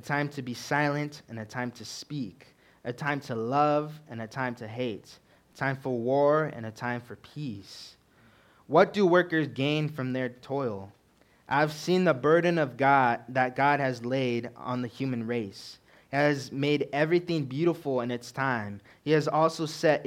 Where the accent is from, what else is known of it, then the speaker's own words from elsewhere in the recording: California, United States; moved away as an adult; now in Montana, United States; I'm originally from California